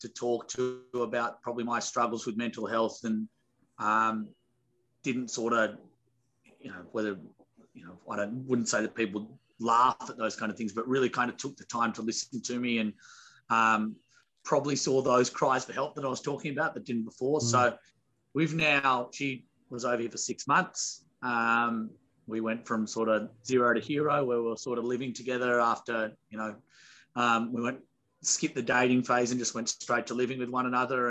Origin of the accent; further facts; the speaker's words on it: Australia; As an Aussie